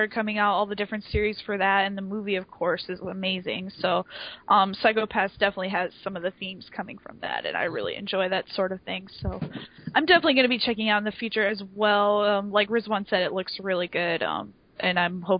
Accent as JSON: {"language": "English", "country": "United States", "said": "I'm American"}